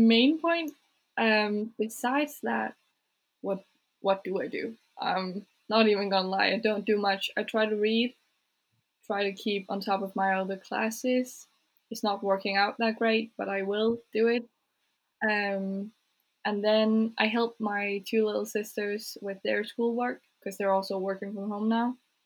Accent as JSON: {"language": "English", "region": "Jutland", "country": "Denmark", "said": "My parents are from Jutland. I'm from Jutland"}